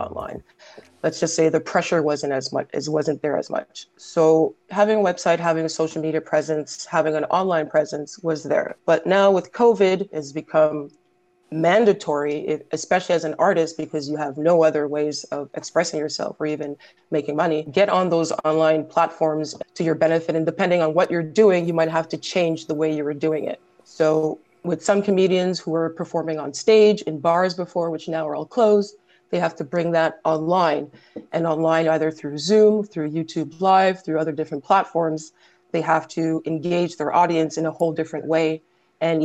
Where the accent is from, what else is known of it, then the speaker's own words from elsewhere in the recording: Montreal, Quebec, Canada; now in Toronto, Canada; I'm originally from Montreal, but now residing in Toronto